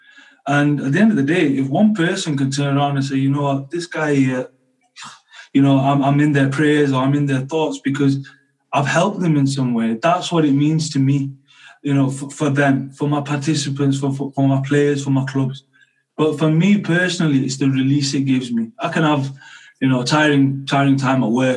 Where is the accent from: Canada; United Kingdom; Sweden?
United Kingdom; I'm a British Asian